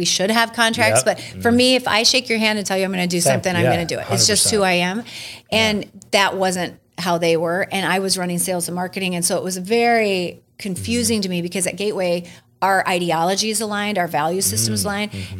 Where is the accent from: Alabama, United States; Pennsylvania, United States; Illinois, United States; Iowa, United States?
Iowa, United States; Spencer; moved away as an adult; also born or lived in North Sioux City, South Dakota / San Diego, California / San Francisco, California; now in Omaha, United States; I grew up in Spencer, Iowa, okay. which is like Northwest mm-hmm. Iowa